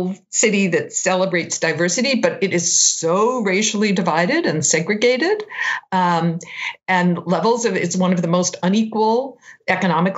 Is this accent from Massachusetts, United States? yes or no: yes; Massachusetts, United States; moved away as an adult; also born or lived in California / Maine; now in Boston, United States; I grew up in Massachusetts, but I had lived out in California for 15 years and then in Maine